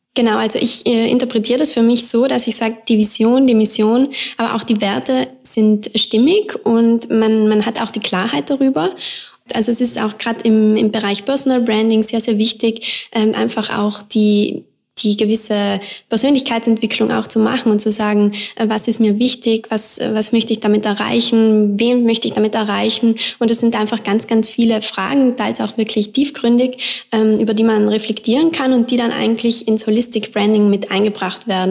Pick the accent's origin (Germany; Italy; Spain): Italy; South Tyrol, Trentino-Alto Adige; now in Vienna, Austria; ich komme aus Südtirol